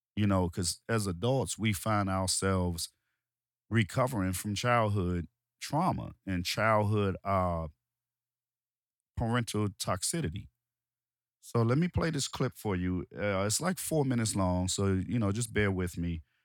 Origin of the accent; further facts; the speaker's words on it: Washington, District of Columbia, United States; I'm from Washington, D C, um, Southeast D C, um, Ward eight of Southeast D C